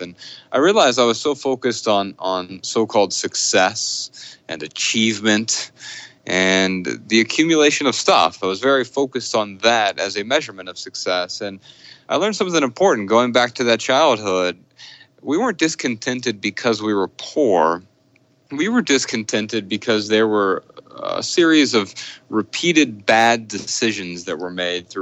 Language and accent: English; Dayton, Ohio, United States; I grew up in Dayton, Ohio